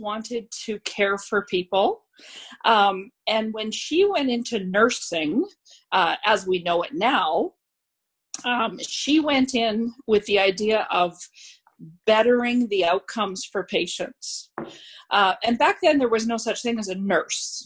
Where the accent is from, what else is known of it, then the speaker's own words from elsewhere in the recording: Scotland, United Kingdom; now in Canada; as a Scotswoman